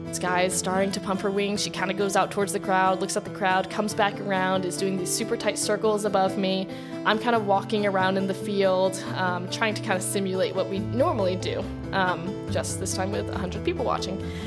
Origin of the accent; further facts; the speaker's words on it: Princeton, New Jersey, United States; moved away as an adult; also born or lived in Utah; I grew up in Princeton, New Jersey, and then as soon as I turned eighteen, before I graduated high school, I'd moved to Utah